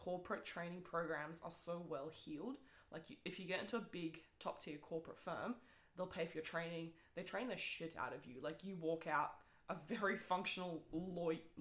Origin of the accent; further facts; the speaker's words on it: New Zealand; English is a second language; I only learned English at the age of 10